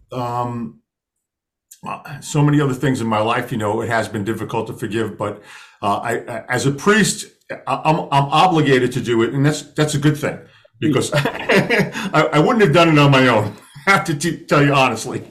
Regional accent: New York City, New York, United States; growing up in Brooklyn, you know, I, I went to uh, Catholic grammar school and, and Catholic high school

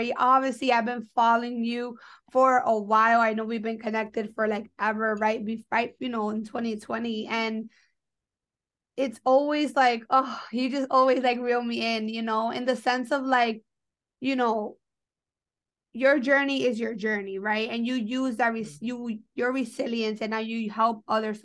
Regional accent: New York, United States; I'm from New York and I went to Fordham

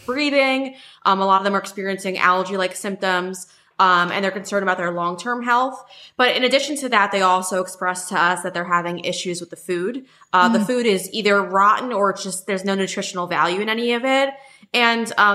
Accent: New York, United States; I come from New York

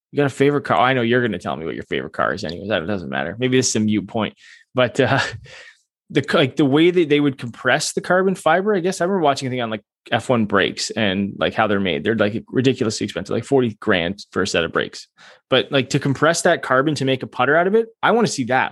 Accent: Canada

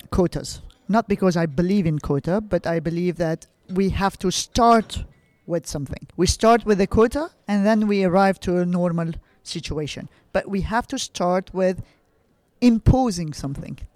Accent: Lebanon; I grew up in Lebanon.

